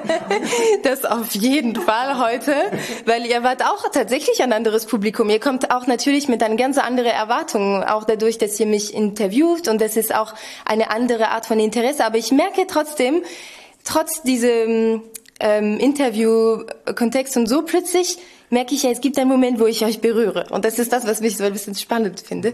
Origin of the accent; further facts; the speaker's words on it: Auxerre, Bourgogne-Franche-Comté, France; accent: French; German is a second language; moved away as an adult; also born or lived in Cologne; now in Lübeck, Germany; aus, Bu aus der Burgund, also aus einer ganz kleinen Stadt, aber sehr schön. Auxerre heißt das.